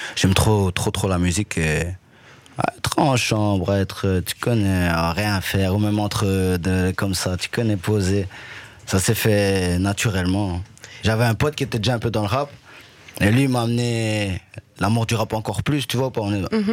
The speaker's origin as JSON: {"language": "French", "town": "Liège", "region": "Wallonia", "country": "Belgium", "tie": "born or raised there", "also_born_or_lived": "Rwanda", "said": "je suis retourné sur mes terres natales. J'ai vu même euh, là où j'ai grandi"}